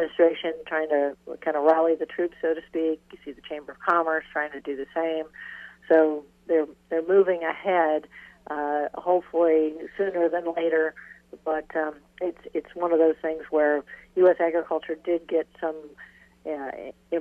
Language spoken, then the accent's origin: English; Iowa, United States; Iowa, my home state